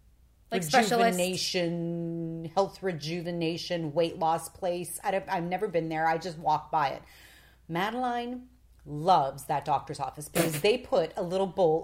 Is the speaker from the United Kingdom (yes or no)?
no; Toronto, Ontario, Canada; moved away as an adult; also born or lived in New York City; now in Florida, United States; I'm from Toronto.